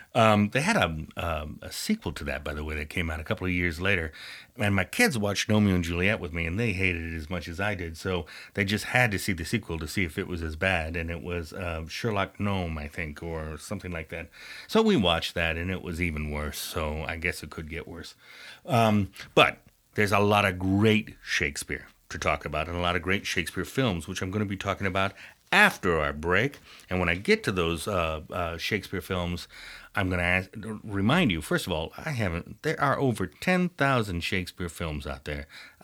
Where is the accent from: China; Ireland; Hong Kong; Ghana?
Ireland; because I'm Irish and we try to get the most out of everything.